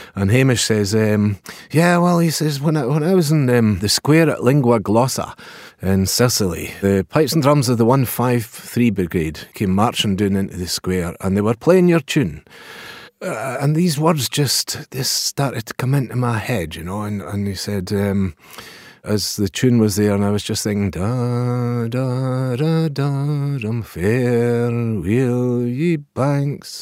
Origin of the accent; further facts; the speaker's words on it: Pitlochry, Scotland, United Kingdom; I'm from Pitlochry